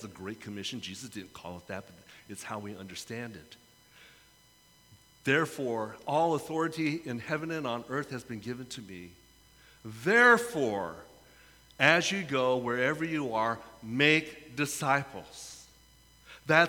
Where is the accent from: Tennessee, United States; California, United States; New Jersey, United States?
California, United States; San Francisco; I come from San Francisco.